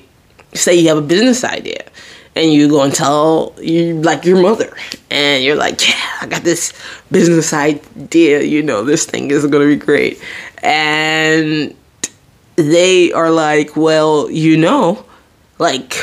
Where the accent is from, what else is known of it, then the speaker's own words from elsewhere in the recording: New Jersey, United States; I'm from Jersey